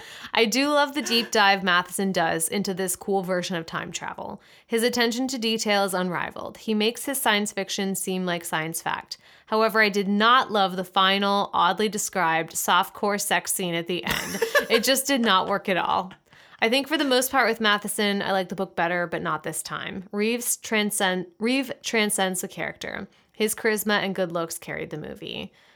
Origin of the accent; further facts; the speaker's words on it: Michigan, United States; I'm from Michigan and had been to the island a few times before, which is awesome.